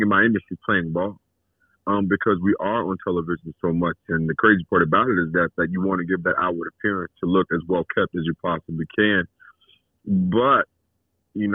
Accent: Alexandria, Louisiana, United States; I grew up in Alexandria, Louisiana

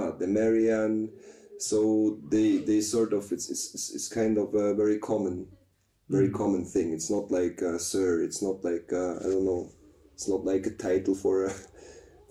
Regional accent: Switzerland; I'm from Switzerland, and I'm 40 years old

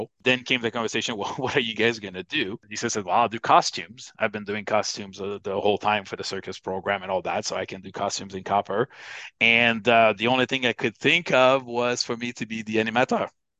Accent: Canada; Obviously, one of the issues was, well, I'm Canadian and she's American, and we assumed that we were probably going to work in the U.S.

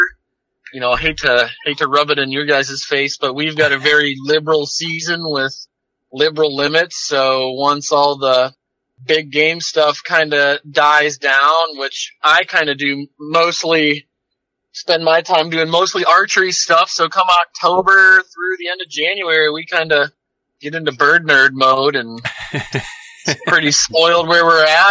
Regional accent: Northwest Michigan, United States; moved away as an adult; also born or lived in Colorado; now in Bellingham, United States; I grew up in Northwest Michigan, moved out here after high school

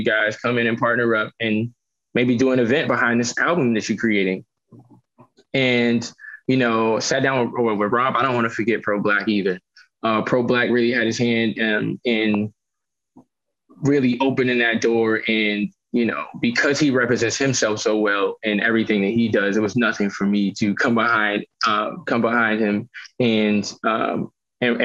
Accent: Boston, Massachusetts, United States; I grew up in Roxbury

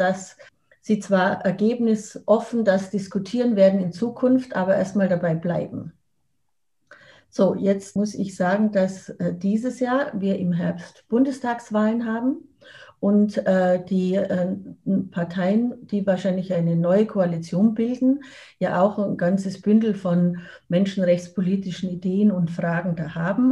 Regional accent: Germany; Als Deutsche

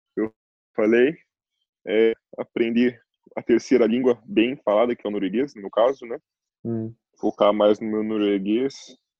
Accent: Curitiba, Paraná, Brazil; moved away as an adult; also born or lived in Cape Town, South Africa / Istanbul, Turkey / Milan, Italy; now in Norway; sou de Curitiba

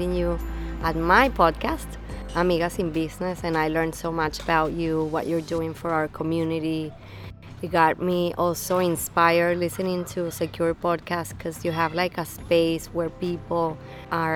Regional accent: Venezuela; moved away as an adult; also born or lived in New York; now in United States; Venezuela, I'm born and raised in Venezuela

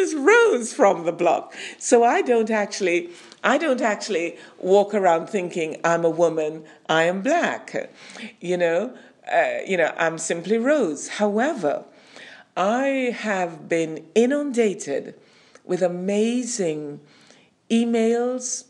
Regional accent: Montego Bay, Saint James, Jamaica; moved away as an adult; now in United Kingdom; I was lucky to have been born and brought up in Montego Bay, Jamaica, and spent my formative years there.

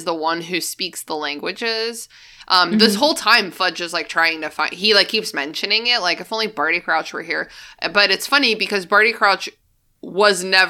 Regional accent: United States; We're Americans

